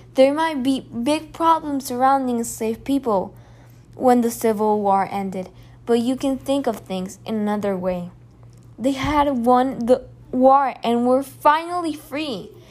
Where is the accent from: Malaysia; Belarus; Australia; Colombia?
Colombia; I come from Colombia, a place with FARC and other guerrilla movements